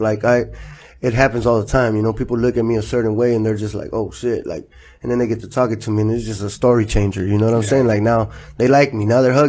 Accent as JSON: {"language": "English", "town": "Los Angeles", "region": "California", "country": "United States", "tie": "born or raised there", "also_born_or_lived": "Inglewood, California", "said": "I grew up in Florence in the you know, south central area, south side"}